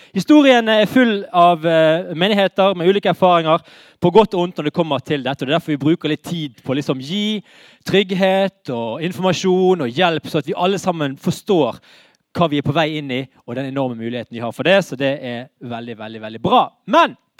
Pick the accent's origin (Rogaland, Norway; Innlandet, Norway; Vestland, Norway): Vestland, Norway; Bergen; vi er bergensere